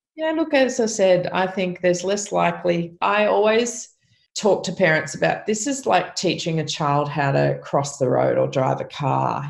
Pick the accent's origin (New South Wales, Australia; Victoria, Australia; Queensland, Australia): New South Wales, Australia; Byron Bay; also born or lived in Lennox Head; I was born in Byron Bay. I live in Lennox Head.